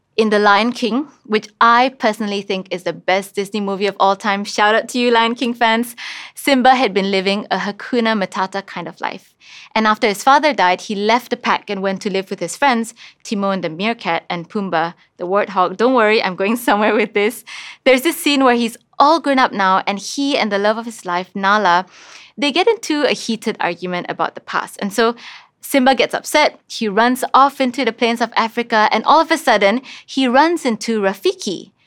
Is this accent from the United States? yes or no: no; Kuching, Sarawak, Malaysia; I grew up in Kuching